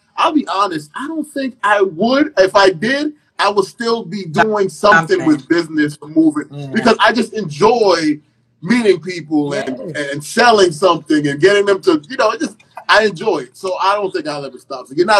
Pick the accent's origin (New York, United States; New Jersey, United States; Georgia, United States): New York, United States; moved away; also born or lived in Caribbean; I am a Caribbean and I was raised in New York for part of my life.